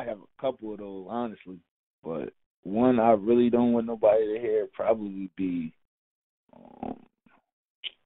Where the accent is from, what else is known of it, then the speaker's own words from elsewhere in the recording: Newburgh, New York, United States; the city of Newburgh, where I grew up